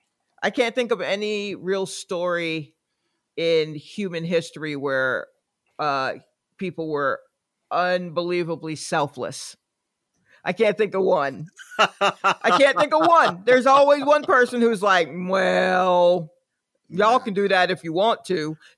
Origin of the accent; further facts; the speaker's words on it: the South, United States; I grew up in the South.